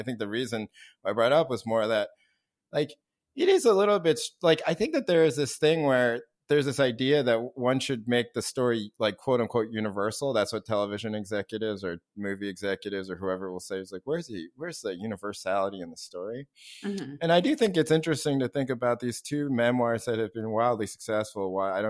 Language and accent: English; Scarsdale, New York, United States; maybe sometimes my life was not as easy as it was for my white classmates growing up in Scarsdale, New York.